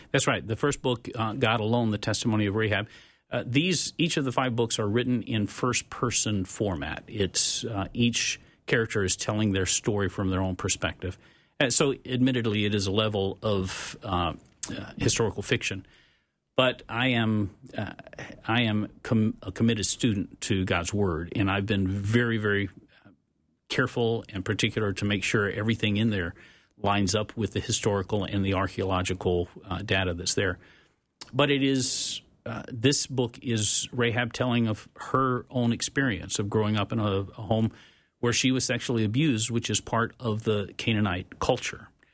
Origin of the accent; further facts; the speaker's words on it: Tupelo, Mississippi, United States; I grew up in Mississippi during the Mississippi burning days.